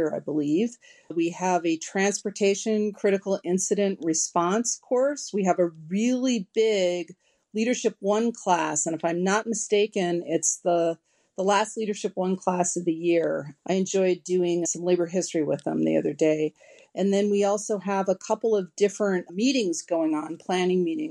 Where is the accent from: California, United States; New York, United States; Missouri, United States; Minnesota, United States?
Minnesota, United States; now in Maryland, United States; I was raised in Minnesota where I was taught to drink purple